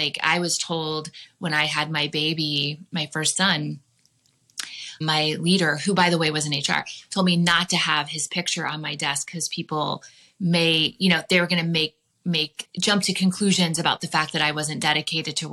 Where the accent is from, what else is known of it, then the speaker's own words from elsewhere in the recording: Indiana, United States; now in Arizona, United States; I'm from Indiana